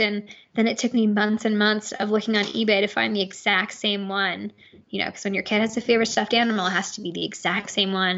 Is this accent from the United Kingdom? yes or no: no; New York, United States; now in Crested Butte, United States; we're from New York